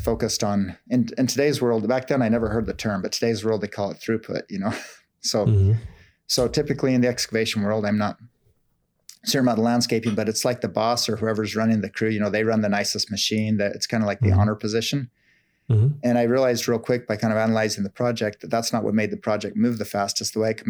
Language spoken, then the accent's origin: English; Salt Lake City, Utah, United States; I grew up in Salt Lake City in northern Utah, and it's what most people know of when they think of Utah is like the ski and the snow.